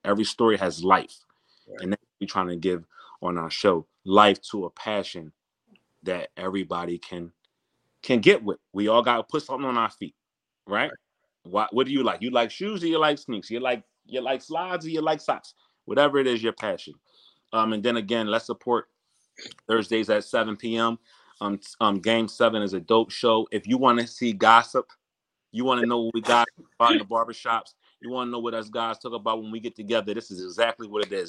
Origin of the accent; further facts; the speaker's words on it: Philadelphia, Pennsylvania, United States; I'm from Philadelphia